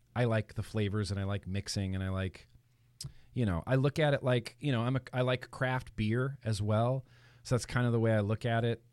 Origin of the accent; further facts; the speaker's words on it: Lake Tahoe, California, United States; now in Los Angeles, United States; I grew up in Lake Tahoe, California, up in the mountains